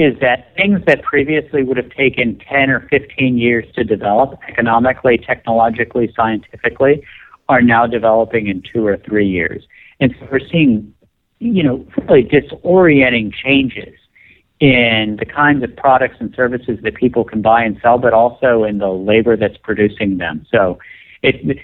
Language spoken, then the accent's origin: English; West Virginia, United States; moved away; I grew up in West Virginia